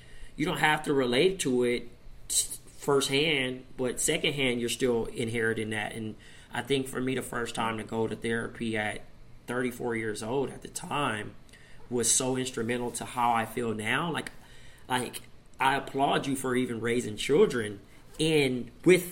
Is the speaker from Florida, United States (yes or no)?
no; Compton, California, United States; growing up in Compton and dealing with the streets